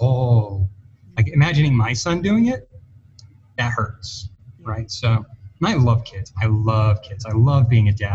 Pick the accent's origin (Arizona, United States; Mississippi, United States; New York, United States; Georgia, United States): Arizona, United States; now in Colorado, United States; I grew up in Arizona mostly before I moved to Colorado here